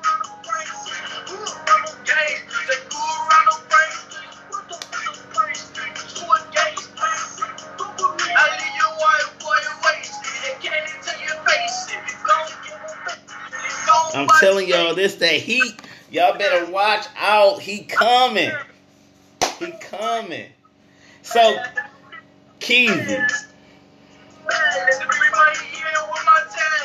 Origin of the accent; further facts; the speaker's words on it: Flint, Michigan, United States; I'm from Flinttown, a.k.a. Bedrock